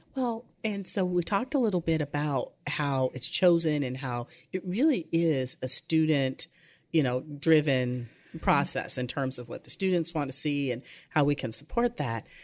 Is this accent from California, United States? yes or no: no; Michigan, United States; growing up in Michigan